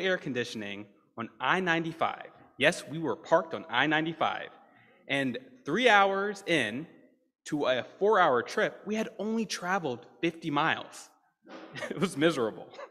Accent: Deep South, United States; moved away; I'm a Southerner, raised in the Deep South

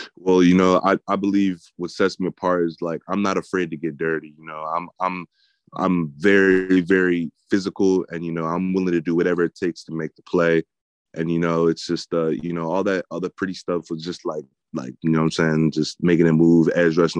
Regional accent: New Jersey, United States; growing up in New Jersey

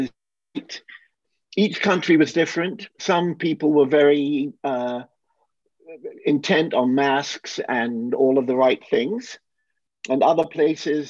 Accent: England, United Kingdom; now in New Jersey, United States; I grew up in England. Came to the States in 1973.

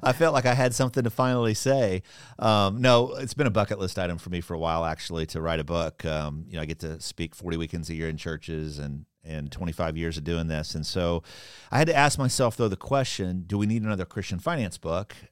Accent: Kansas, United States; now in Orlando, United States; I grew up in Kansas

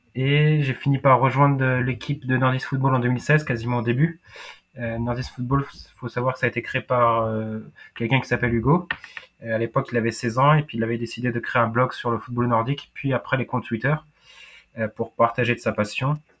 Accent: France; je suis français, j'ai pas d'origine euh, nordique

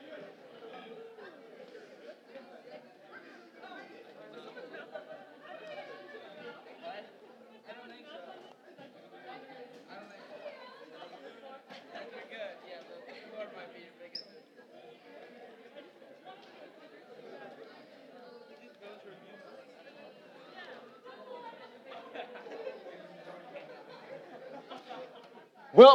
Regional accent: Ohio, United States; I grew up in Ohio, love Ohio State

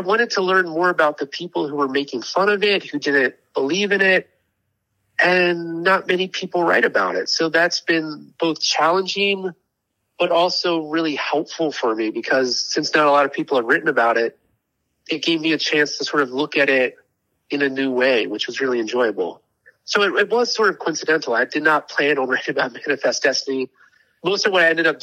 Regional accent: Maryland, United States; moved away as an adult; now in Kentucky, United States; I grew up in Maryland

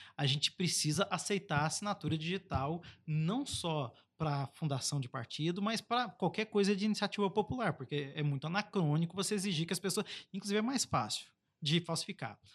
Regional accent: Baixada Fluminense, Rio de Janeiro, Brazil; a Baixada Fluminense, o Aruanan 3, a gente saiu da pobreza e a pobreza não saiu da gente

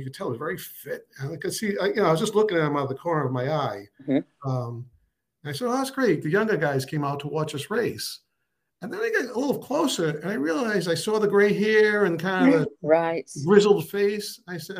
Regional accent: North Providence, Rhode Island, United States; I drew on all sorts of characters I had met, growing up in North Providence. It was a heavy Italian American population, and a lot of like first generation Italians

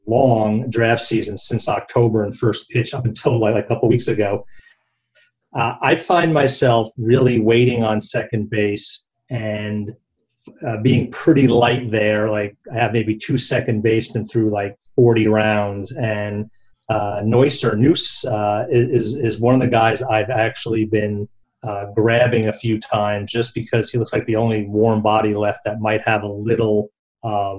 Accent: New Jersey, United States; moved away; also born or lived in Brooklyn, New York; I grew up back in New Jersey, born in Brooklyn

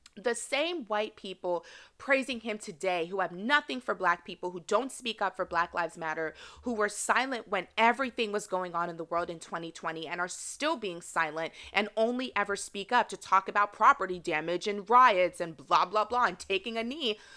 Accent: United States; even though I was raised here in America, my parents, they are culturally Nigerian.

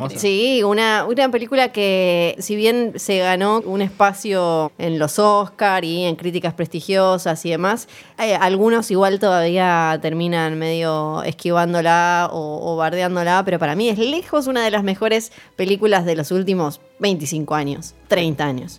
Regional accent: Ushuaia, Tierra del Fuego, Argentina; moved away; soy de Tierra del Fuego, soy de Ushuaia, así que crecí con la frase fin del mundo con otro significado

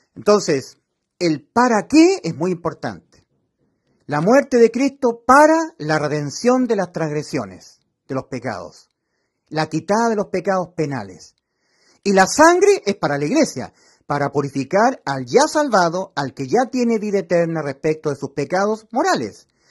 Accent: Chile; como somos los chilenos. Yo soy chileno

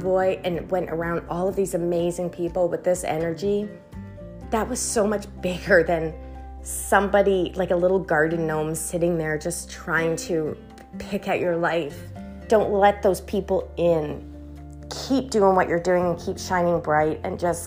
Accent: Canada; we're Canadian.

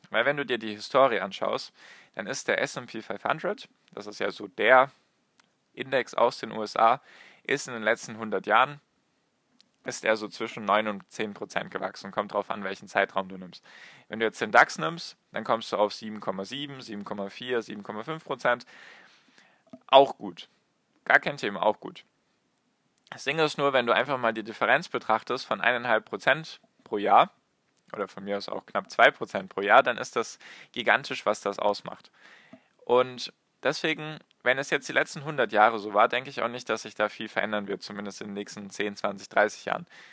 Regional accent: Germany; bei uns in Deutschland

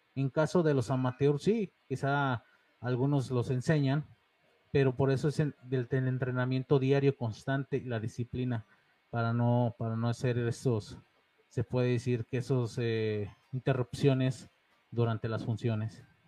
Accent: León, Guanajuato, Mexico; also born or lived in Monterrey, Nuevo León; soy de León, pero nacido en Monterrey, Nuevo León

